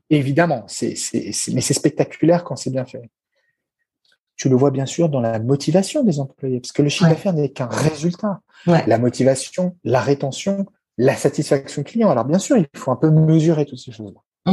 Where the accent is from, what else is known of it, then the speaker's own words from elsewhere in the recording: France; nous, chez nous en France